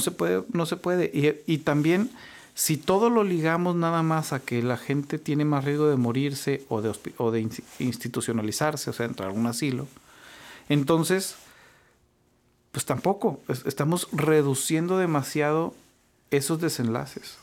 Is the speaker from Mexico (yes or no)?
yes; Saltillo, Coahuila, Mexico; moved away as an adult; also born or lived in Mexico City, Mexico; now in Monterrey, Mexico; originario de Saltillo. Me vine a estudiar aquí medicina, me vine a estudiar en la Escuela de, Medicina del TEC de Monterrey